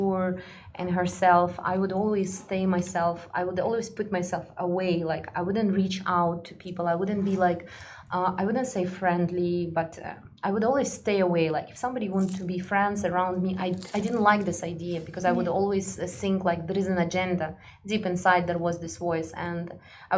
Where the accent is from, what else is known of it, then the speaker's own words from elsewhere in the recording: Kazakhstan; also born or lived in Russia / Egypt; now in Dubai, United Arab Emirates; I'm from a very small village. I'm from Kazakhstan, you know, and when I was growing up